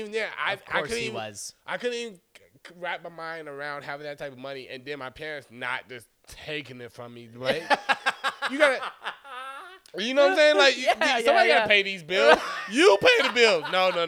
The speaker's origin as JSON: {"language": "English", "town": "Stone Mountain", "region": "Georgia", "country": "United States", "tie": "born or raised there", "also_born_or_lived": "Chicago, Illinois", "said": "I'm from Chicago most of my life. More, at this point, definitely most of my life. I was raised in Stone Mountain, Georgia. So I spent up until 18 9 years in Chicago and 9 years in Georgia."}